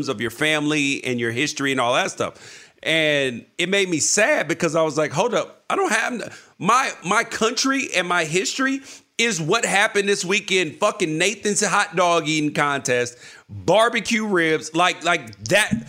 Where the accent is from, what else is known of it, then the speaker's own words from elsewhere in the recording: United States; I love being an American. Would not want to be anywhere else, born anywhere else, happy to be here